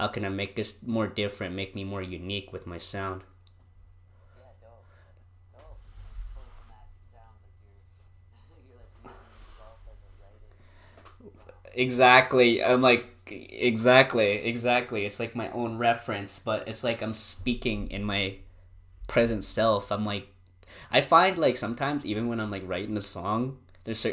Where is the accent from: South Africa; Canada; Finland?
Canada; Drayton Valley, Alberta; I was born in Drayton